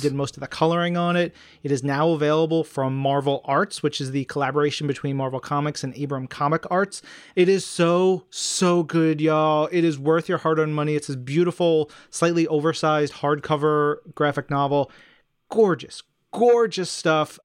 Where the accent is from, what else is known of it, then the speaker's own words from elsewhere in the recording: New York City, New York, United States; growing up around New York City and going into my mom's office with her